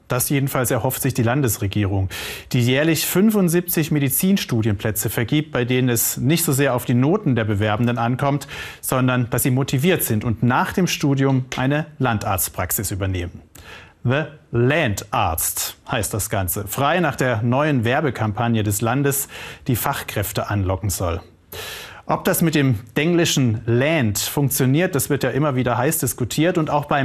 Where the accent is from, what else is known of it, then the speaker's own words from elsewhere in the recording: Ludwigsburg, Baden-Württemberg, Germany; Meine Heimat ist in Ludwigsburg und es ist ja super zentral gelegen.